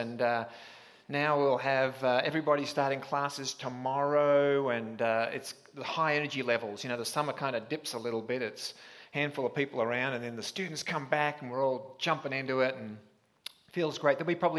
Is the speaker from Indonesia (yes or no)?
no; Australia; I am an Aussie, and that means you won't understand the first 10 minutes, and you'll kind of catch up with me at some point along the way. But I was back in Australia a month ago